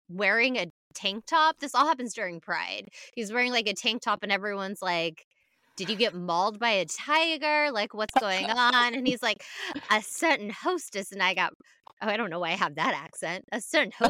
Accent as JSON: {"language": "English", "country": "United Kingdom", "said": "I'm British."}